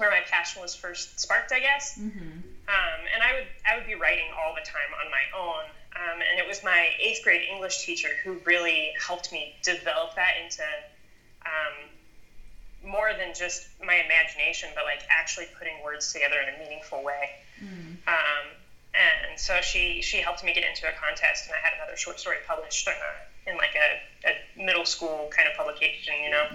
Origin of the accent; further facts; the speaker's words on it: Monument, Colorado, United States; moved away as an adult; also born or lived in San Diego, California; I found a job at a production company here in my hometown, Monument, Colorado